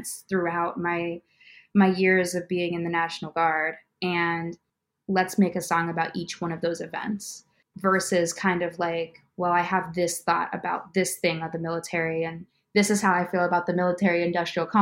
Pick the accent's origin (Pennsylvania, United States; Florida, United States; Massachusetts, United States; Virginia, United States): Pennsylvania, United States; Pittsburgh; moved away as an adult; now in Chicago, United States; I'm from Pittsburgh, but I just recently moved to Chicago in August of 2021